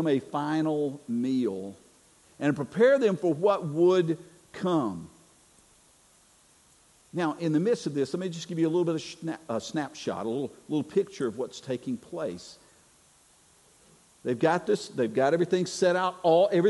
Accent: North Carolina, United States; moved away; I'm originally from North Carolina

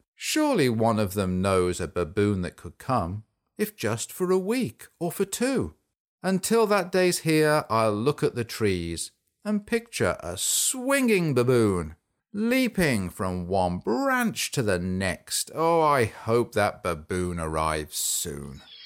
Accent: England, United Kingdom; I grew up in England, which is a country in Europe.

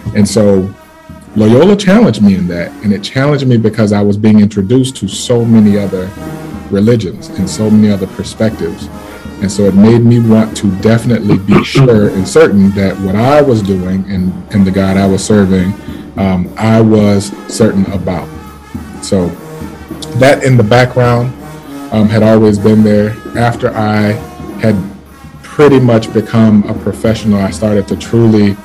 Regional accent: New Orleans, Louisiana, United States; born and raised in the Irish Channel

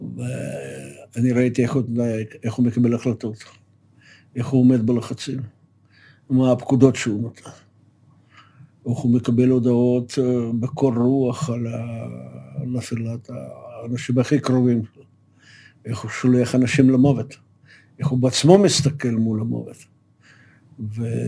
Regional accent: Moscow, Russia; moved away as an adult; now in Israel; נולדתי במושקו

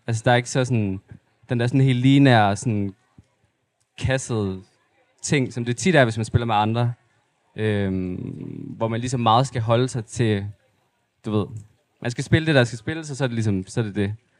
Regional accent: Aarhus, Central Denmark Region, Denmark; also born or lived in Mols / Ugelbølle; jeg er sådan lidt halv fra Aarhus, og så har jeg også boet meget af mit liv ude på Mols.

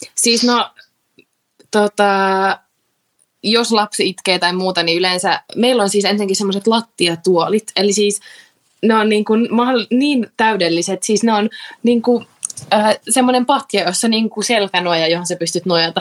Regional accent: Tampere, Pirkanmaa, Finland; mä oon Tampereelta

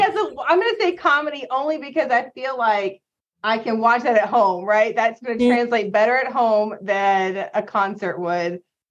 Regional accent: the South, United States; born and raised in the South, right?

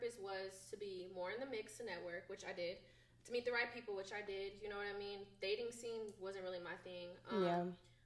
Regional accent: Bay Area, California, United States; moved away as an adult; now in Atlanta, United States; being from California, I'm from the Bay Area

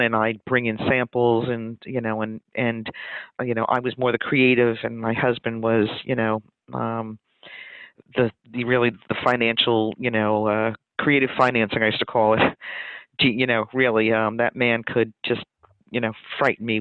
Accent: New York City, New York, United States; I was born in Brooklyn

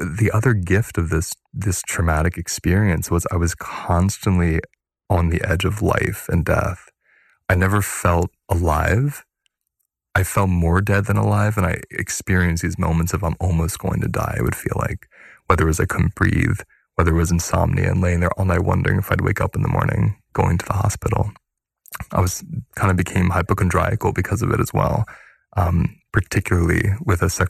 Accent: Pennsylvania, United States; I grew up in Pennsylvania and it was Irish Catholic

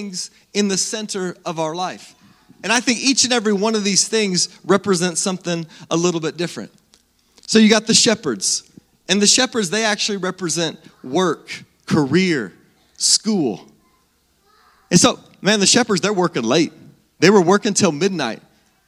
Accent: Salina, Kansas, United States; I grew up in Salina, born and raised right here in Salina.

